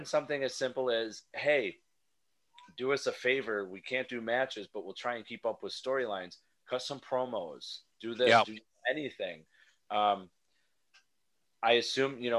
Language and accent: English; New York, United States; I'm from New York